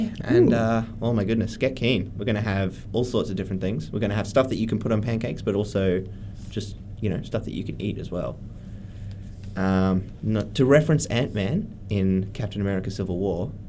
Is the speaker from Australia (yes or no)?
yes; Brisbane, Queensland, Australia; now in Armidale, Australia; I'm from Brisbane